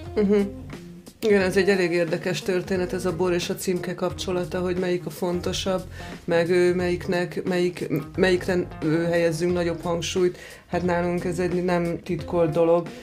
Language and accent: Hungarian; Zalaegerszeg, Zala, Hungary; moved away; also born or lived in Villány region (Kisharsány, Nagytótfalu); Én, én Zalaegerszegi vagyok, és bár volt szőlőnk